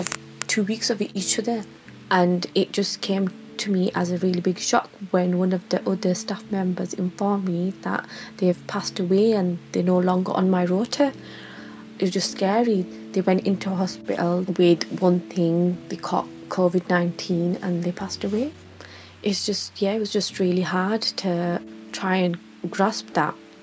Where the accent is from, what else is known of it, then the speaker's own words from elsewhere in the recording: Bradford, Yorkshire and the Humber, United Kingdom; I'm from Bradford and I'm a mental health support worker.